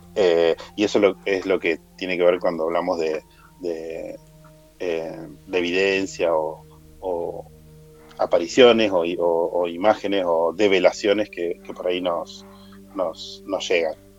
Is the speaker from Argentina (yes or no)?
yes; Argentina; soy argentino